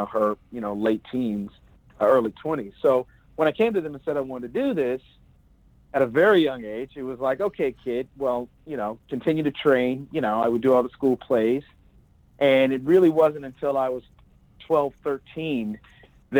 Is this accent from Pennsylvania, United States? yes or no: no; Plano, Texas, United States; now in Los Angeles, United States; I grew up in a town called Plano, Texas, just outside of Dallas